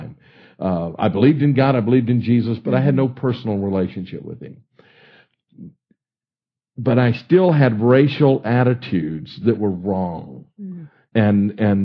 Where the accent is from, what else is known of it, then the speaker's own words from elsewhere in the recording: Baton Rouge, Louisiana, United States; moved away; I grew up in Baton Rouge and graduated from Estruma High School in Baton Rouge in 1965.